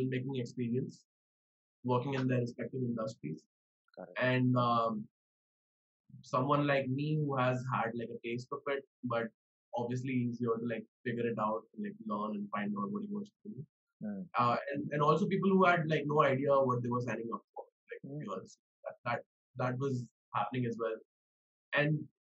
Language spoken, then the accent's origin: English; Mumbai, Maharashtra, India; also born or lived in New York; I come from Bombay.